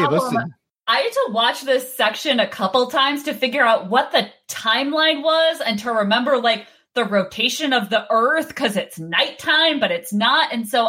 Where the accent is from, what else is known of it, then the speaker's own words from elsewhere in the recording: outside of New York City, United States; I grew up outside of New York City.